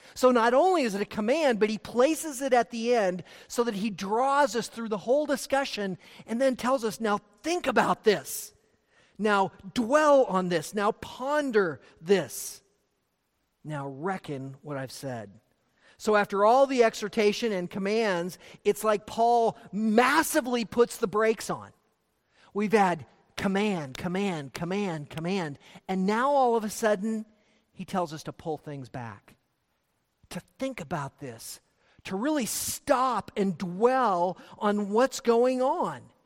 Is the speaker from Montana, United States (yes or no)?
yes; Montana, United States; growing up in Montana